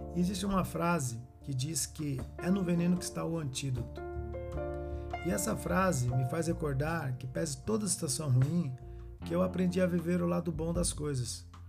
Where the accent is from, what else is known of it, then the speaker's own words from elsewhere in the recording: Carapicuíba, São Paulo, Brazil; also born or lived in Novo Osasco, Osasco, São Paulo; Quando mudamos de Novo Osasco para Carapicuíba, entre 79 e 1980, a nossa primeira casa